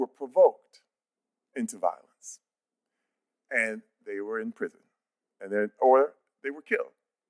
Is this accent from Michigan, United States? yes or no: yes; Flint, Michigan, United States; I'm from Flint, Michigan.